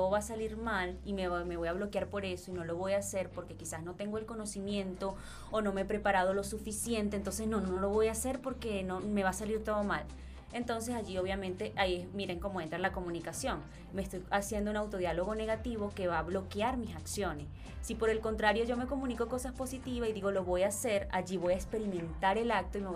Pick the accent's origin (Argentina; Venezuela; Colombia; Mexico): Venezuela; en el, colegio, en, en, bachillerato, en Venezuela